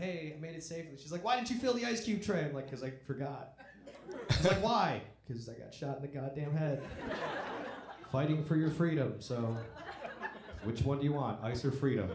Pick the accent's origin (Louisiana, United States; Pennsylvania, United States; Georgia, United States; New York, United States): New York, United States; Buffalo; I was in New York, my hometown, Buffalo, New York